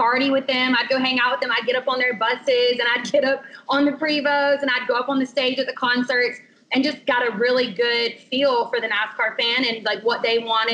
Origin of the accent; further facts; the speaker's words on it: South Carolina, United States; now in Florida, United States; South Carolina, born and raised, Southern girl